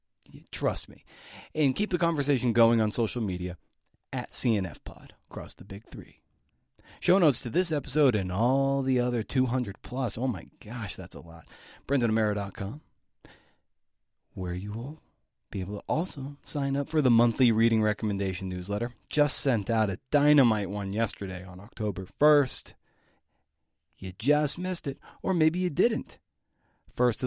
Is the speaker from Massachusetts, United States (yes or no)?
yes; Massachusetts, United States; Massachusetts, of course, that's my home state.